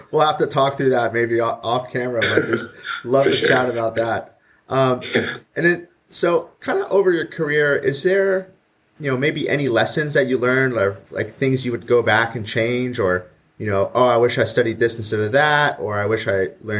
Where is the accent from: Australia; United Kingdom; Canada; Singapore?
Canada; I'm also Canadian